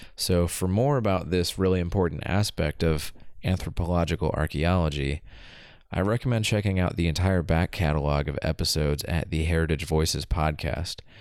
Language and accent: English; Southeast, United States; moved away as an adult; also born or lived in Kentucky; now in Oregon, United States; I grew up in the Southeast and went to school in the Southeast